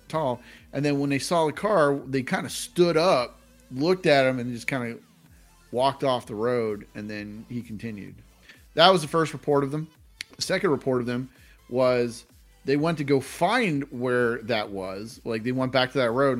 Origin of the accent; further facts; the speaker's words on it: Pittsburgh, Pennsylvania, United States; we're from Pittsburgh.